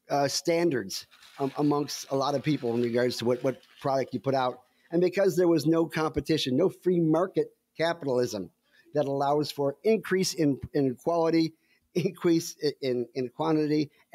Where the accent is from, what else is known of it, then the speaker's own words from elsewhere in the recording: Canada; I said, oh, yeah, I'm Canadian. It's a maple leaf.